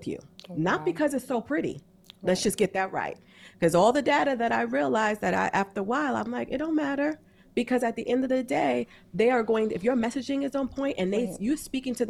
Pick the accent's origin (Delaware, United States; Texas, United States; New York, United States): New York, United States; I'm from New York.